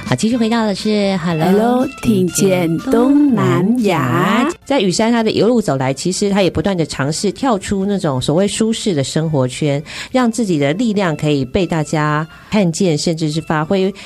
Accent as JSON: {"language": "Chinese", "country": "Taiwan", "tie": "born or raised there", "said": "因为我从小在台湾长大嘛"}